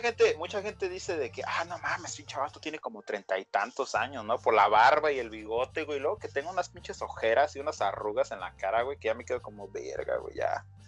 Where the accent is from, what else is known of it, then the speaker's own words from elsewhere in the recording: Jamay, Jalisco, Mexico; now in United States; soy nacido en Estados Unidos, pero criado en México